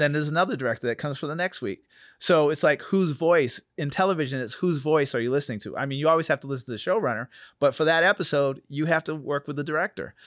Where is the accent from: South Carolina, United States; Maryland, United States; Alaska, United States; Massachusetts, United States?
Massachusetts, United States; New Bedford; moved away; I'm from Massachusetts, New Bedford, Massachusetts. I grew up in a small Cape Verdean community